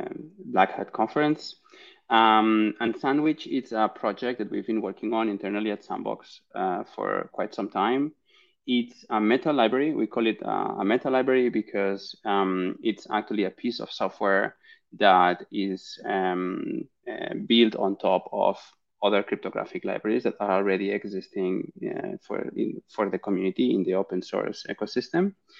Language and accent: English; Barcelona, Catalonia, Spain; I'm originally from Barcelona in Spain